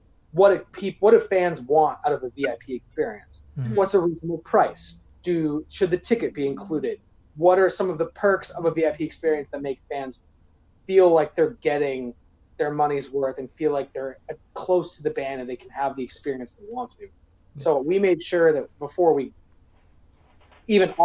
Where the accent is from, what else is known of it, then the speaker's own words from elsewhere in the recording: Maine, United States; also born or lived in New Hampshire; now in Chicago, United States; I was born in New Hampshire, raised in Maine